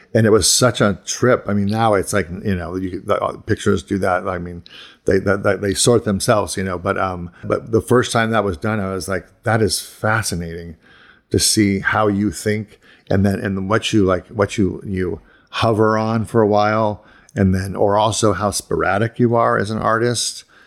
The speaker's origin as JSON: {"language": "English", "region": "Ohio", "country": "United States", "tie": "born or raised there", "also_born_or_lived": "Pittsburgh / Boston", "moved": "as an adult", "said": "I grew up in Ohio, and then I moved to, like, to Pittsburgh and Boston"}